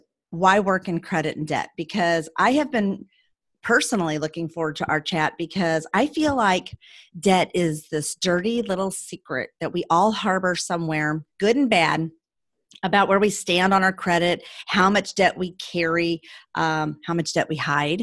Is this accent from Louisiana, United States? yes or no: no; St. Louis, Missouri, United States; moved away as an adult; also born or lived in San Francisco, California; I grew up in St. Louis and I moved to San Francisco when I was about 19